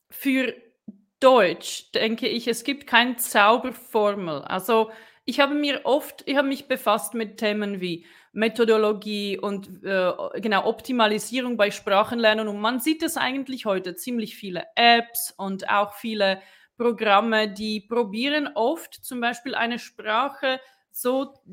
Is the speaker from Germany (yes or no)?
no; Brno, South Moravian Region, Czechia; now in Switzerland; Also ich komme auch aus Tschechien, ich komme aus Brünn ähm, und äh, ich lebe seit mh, hm, 2011 schon in der Schweiz.